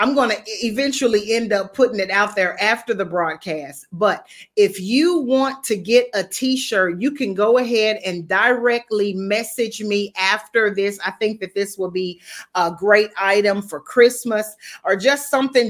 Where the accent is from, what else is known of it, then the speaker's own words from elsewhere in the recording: United States; now in Bermuda; I'm American. Even though I'm living in Bermuda, I'm still American